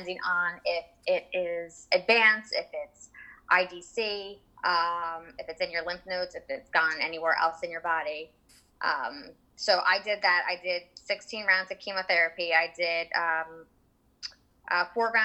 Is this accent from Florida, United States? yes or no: no; Jackson, New Jersey, United States; I'm from Jackson, New Jersey.